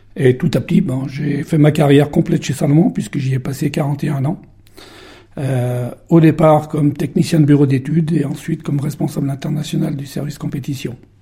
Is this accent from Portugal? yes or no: no; Beaufort, Auvergne-Rhône-Alpes, France; je suis né il y a quelques années à Beaufort, au coin de la cheminée, et je suis le numéro 7 d'une fratrie de 11. Après... Euh, être passé par le, collège de Beaufort